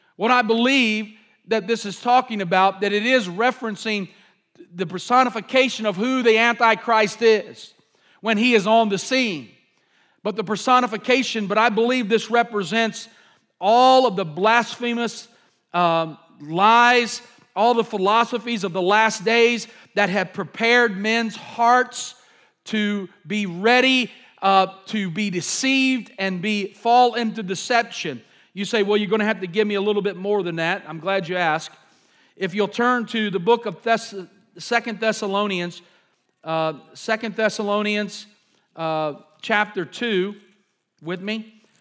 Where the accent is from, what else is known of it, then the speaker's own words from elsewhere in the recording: United States; I'm an American